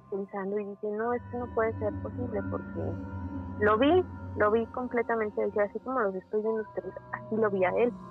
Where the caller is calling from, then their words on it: Mexico City, Mexico; De la Ciudad de México.